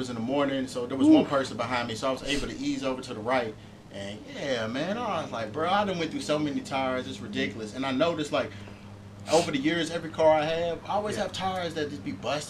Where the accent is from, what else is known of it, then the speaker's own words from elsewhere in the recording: Louisville, Kentucky, United States; now in Los Angeles, United States; I was back in my hometown in Louisville.